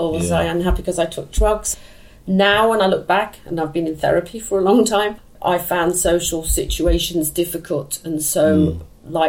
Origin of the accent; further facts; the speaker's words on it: London, United Kingdom; I was born in Chiswick. I moved into this house when I was 16